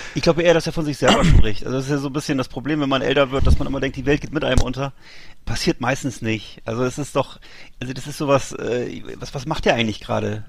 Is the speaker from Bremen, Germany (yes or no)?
yes; Bremerhaven, Bremen, Germany; moved away; aus meiner Heimatstadt Bremerhaven